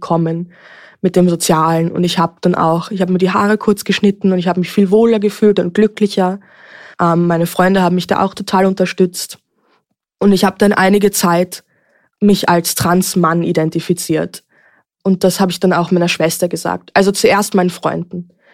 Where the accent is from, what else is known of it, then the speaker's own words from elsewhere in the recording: Vienna, Austria; Ich bin geboren und aufgewachsen in Wien.